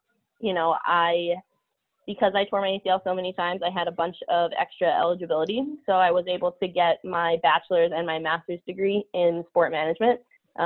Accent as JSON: {"language": "English", "region": "Pennsylvania", "country": "United States", "tie": "born or raised there", "moved": "yes", "lives_now": "Boston, United States", "said": "I grew up playing soccer in Pennsylvania"}